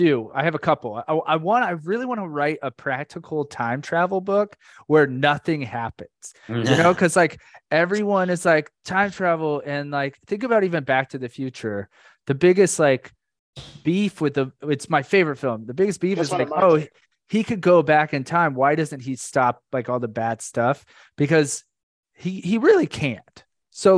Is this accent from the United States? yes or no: yes; Orlando, Florida, United States; Abby and I grew up in Orlando, Florida